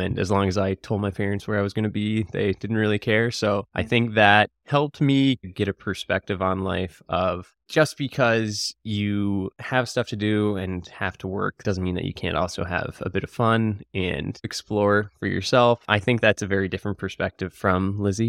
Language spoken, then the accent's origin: English; Cape Breton, Nova Scotia, Canada; I was born and bred here. We're currently in Halifax, but I grew up in Cape Breton